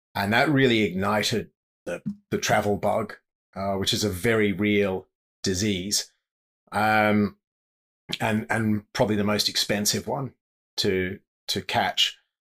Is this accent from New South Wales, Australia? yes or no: yes; Sydney, New South Wales, Australia; moved away as an adult; also born or lived in Zimbabwe / South Africa / Okavango Delta, Botswana; growing up in Sydney